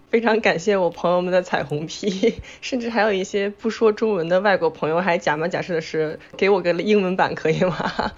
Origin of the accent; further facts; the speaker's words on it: Beijing, China; moved away as an adult; now in New York, United States; 我是来自北京，住在纽约，在美国九年的